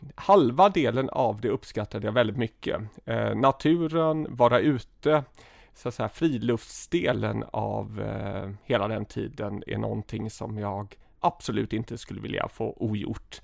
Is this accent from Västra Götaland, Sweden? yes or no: yes; Gothenburg, Västra Götaland, Sweden; jag är eh, född och uppvuxen i Göteborg, i, ehm, ja, i utkanten av Göteborg, i västra Göteborg, i något som heter Önnered